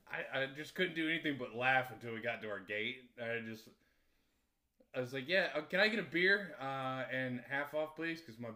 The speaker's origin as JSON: {"language": "English", "country": "United States", "said": "I think it's because I'm American."}